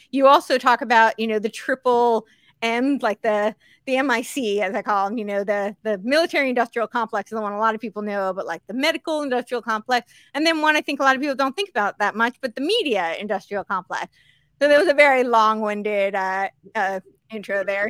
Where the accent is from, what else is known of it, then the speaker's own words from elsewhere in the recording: Northeast, United States; also born or lived in Santa Monica, California; now in Tennessee, United States; I grew up on the East Coast, so the Northeast